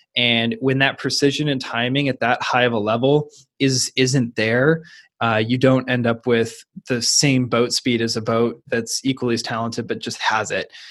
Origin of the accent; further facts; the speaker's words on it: Seattle, Washington, United States; I went to the University of Washington, which has an incredibly strong rowing tradition. Plus, it was my hometown team